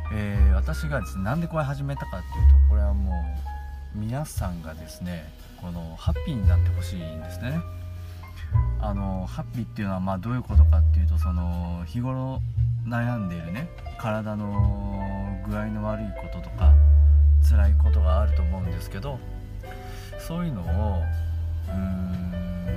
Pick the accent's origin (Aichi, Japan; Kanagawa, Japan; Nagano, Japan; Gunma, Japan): Gunma, Japan; moved away as an adult; 群馬に、あー、地元に帰ってきて